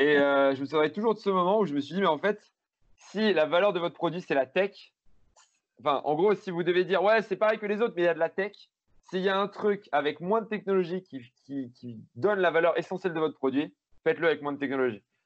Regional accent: Grenoble, Auvergne-Rhône-Alpes, France; Je suis grenoblois, mais je monte à Paris deux jours par, par mois

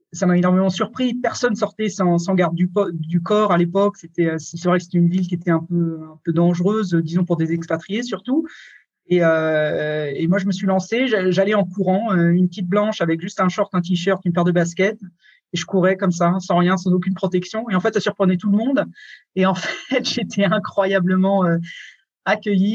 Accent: France; moved away as an adult; also born or lived in Scotland / England / Germany / Switzerland; je suis parti de France quand j'avais 20 ans

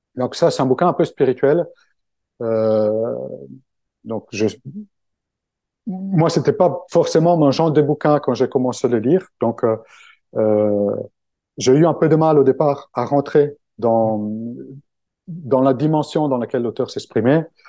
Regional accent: Italy; French is a second language; moved away as an adult; now in Paris, France; je suis italien, donc euh, français, euh, le français c'est un peu ma deuxième langue. Ça fait quand même 20 ans que j'habite à Paris

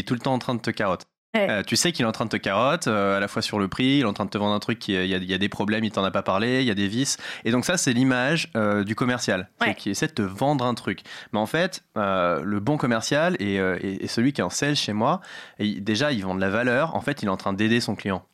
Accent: Paris, Île-de-France, France; also born or lived in United States; J'ai grandi à Paris dans le 13e, dans le quartier chinois

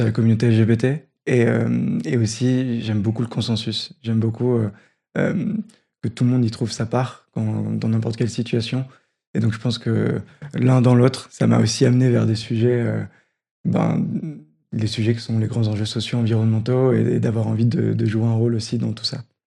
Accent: Roubaix, Hauts-de-France, France; J'ai grandi à Roubaix

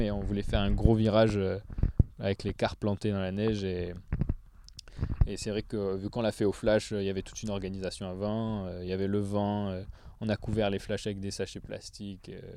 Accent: south of France, France; je viens du sud de la France

